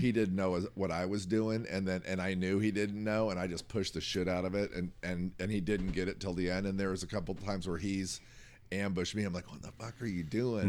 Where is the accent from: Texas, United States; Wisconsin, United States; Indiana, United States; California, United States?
Indiana, United States; moved away; we're both originally from Indiana